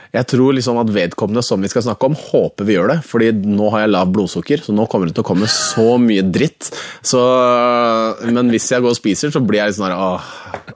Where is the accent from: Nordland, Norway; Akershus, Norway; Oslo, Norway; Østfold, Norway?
Oslo, Norway; Jeg er fra Theisen i Oslo